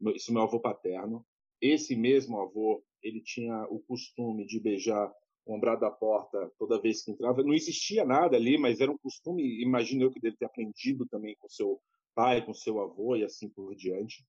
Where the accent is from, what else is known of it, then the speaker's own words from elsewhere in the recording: Salvador, Bahia, Brazil; moved away as an adult; now in São Paulo, Brazil; Eu, eu sou de Salvador, mas moro em São Paulo já há mais de quase 10 anos. Mas sou natural vou, de Salvador